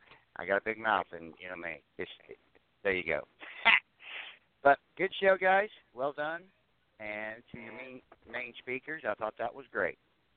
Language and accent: English; Indiana, United States; moved away; also born or lived in Reno, Nevada; I told them I was from Indiana.